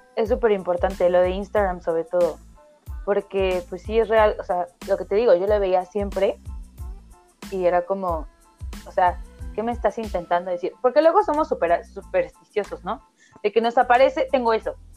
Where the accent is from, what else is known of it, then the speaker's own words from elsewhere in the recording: Oaxaca, Mexico; yo soy de Oaxaca, provincia, cien por ciento